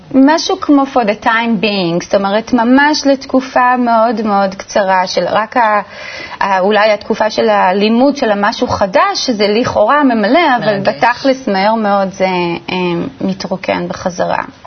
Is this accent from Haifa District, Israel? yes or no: no; Ramat Gan, Tel Aviv District, Israel; נולדתי בשכונה ברמת גן, בשכונת אה, רמת חן